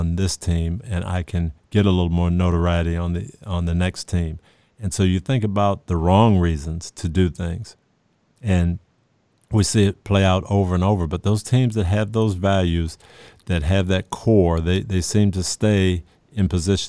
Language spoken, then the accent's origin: English; Michigan, United States; And I go back to my days in growing up in Michigan and playing pickup basketball